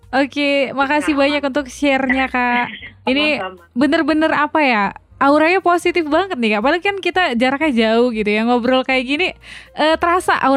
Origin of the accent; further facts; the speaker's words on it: West Nusa Tenggara, Indonesia; orang saya dari Lombok.